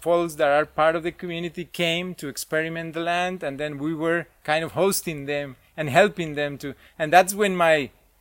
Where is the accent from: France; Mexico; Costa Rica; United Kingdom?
Costa Rica; Cartago; I grew up in Cartago, and that's where... Most of my family is